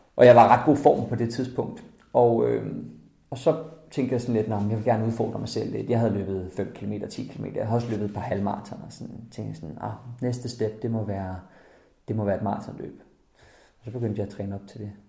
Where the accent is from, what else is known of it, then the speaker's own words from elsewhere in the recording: Jutland, Denmark; moved away; Jeg er fra Jylland af, så det er ikke på landet.